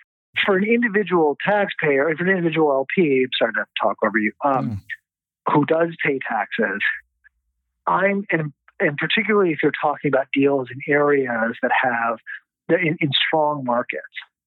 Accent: East Coast, United States; moved away as an adult; also born or lived in London; now in Los Angeles, United States; I grew up on the East Coast

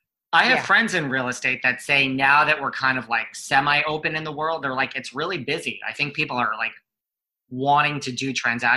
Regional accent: New York area, United States; I'm in New York City. I was born and raised in the New York area.

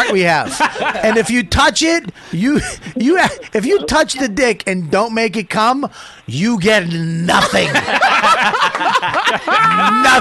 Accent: Medford, Massachusetts, United States; also born or lived in Somerville; I'm from Medford

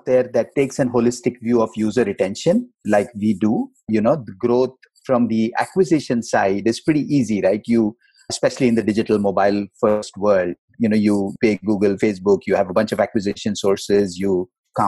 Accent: India; moved away as an adult; also born or lived in Mumbai; now in United States; I was born Indian. I am American now

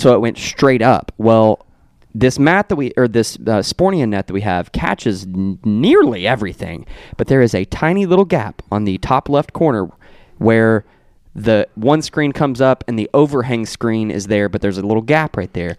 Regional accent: Meade County, Kentucky, United States; my hometown of Meade County

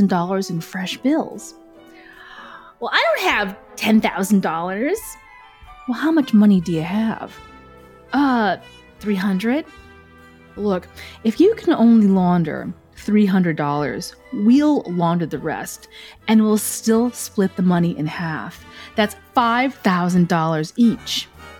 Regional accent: Willowbrook, Illinois, United States; moved away as an adult; also born or lived in Chicago / Las Vegas; I was raised in Willowbrook, Illinois, and I finally got to the big city, Chicago

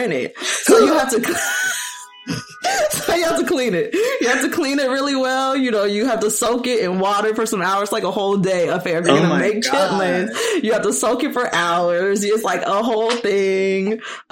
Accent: Long Beach, California, United States; I'm from Long Beach, California.

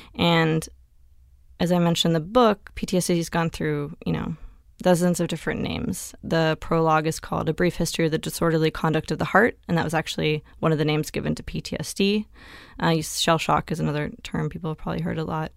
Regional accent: Tumalo, Oregon, United States; in a town of five hundred people in rural Oregon, um, near Bend

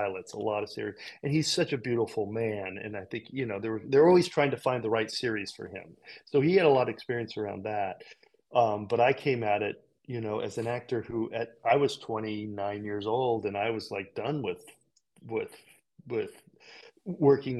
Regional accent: California, United States; in California, we had these incredible public spaces of big theaters, and we did tours. We were touring Peter Pan

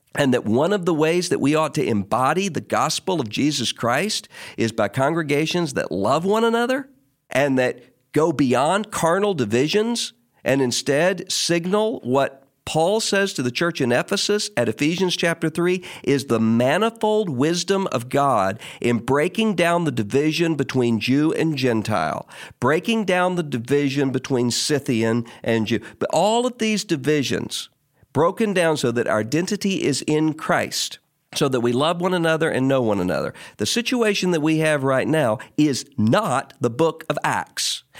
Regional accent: Mississippi, United States; in my home state of Mississippi

